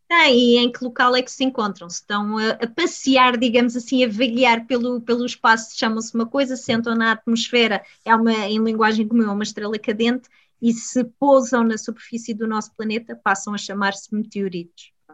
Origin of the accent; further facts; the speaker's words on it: Portugal; sou portuguesa, sou europeia